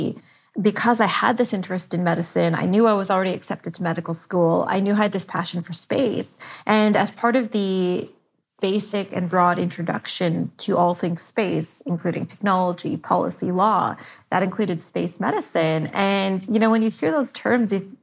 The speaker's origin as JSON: {"language": "English", "country": "Canada", "said": "I'm Canadian"}